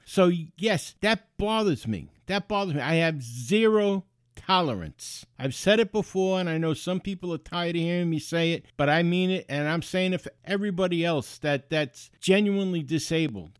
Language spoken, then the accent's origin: English; New York City, New York, United States; moved away; I grew up in the Bronx. I lived right on the shore in the Bronx on the Long Island Sound